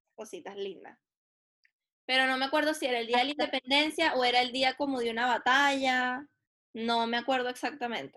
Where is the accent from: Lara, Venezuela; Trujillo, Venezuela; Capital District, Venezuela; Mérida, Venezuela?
Lara, Venezuela; now in Chile; nosotros somos venezolanos